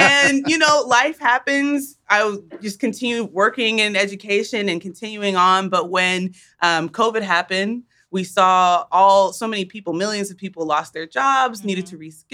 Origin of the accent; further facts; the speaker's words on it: Wichita, Kansas, United States; moved away; we're from Wichita. Uh, our parents migrated um, to the states from Uganda